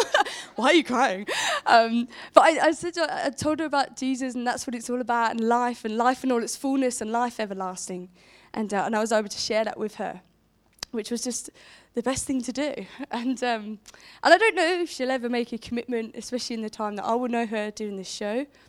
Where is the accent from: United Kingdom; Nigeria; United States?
United Kingdom; Portsmouth, South East England; moved away as an adult; now in Romsey, United Kingdom; a Pompey gal, I grew up in Portsmouth